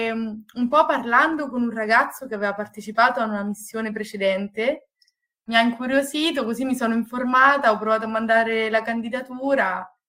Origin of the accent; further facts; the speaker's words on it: Marche, Italy; now in Padua, Italy; vengo dalle Marche e sono un ingegnere biomedico, ho una laurea triennale all'Università di Pisa e poi mi sono trasferita a Padova per la magistrale